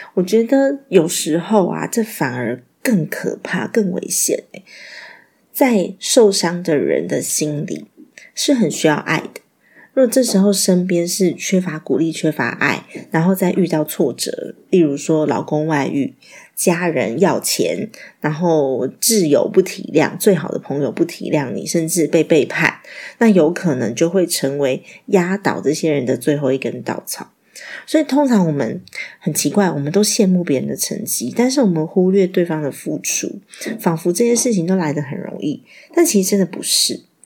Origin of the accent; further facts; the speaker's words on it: Taiwan; 我们台湾人都很客气